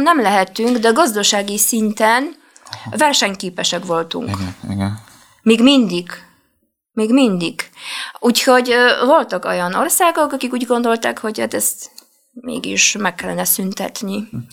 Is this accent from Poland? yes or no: yes; Poznań, Greater Poland, Poland; Hungarian is a second language; moved away as an adult; now in Budapest, Hungary; Poznányban volt egy felkelés, ahonnan én származom